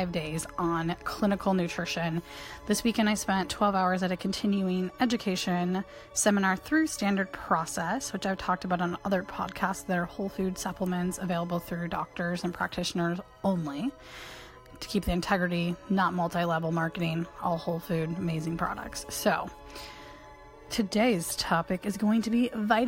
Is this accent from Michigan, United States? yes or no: yes; Michigan, United States; where I grew up in Michigan